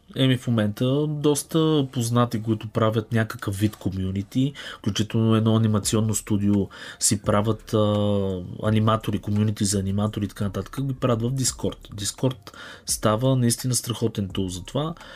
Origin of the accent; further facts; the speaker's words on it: Bulgaria; съм българин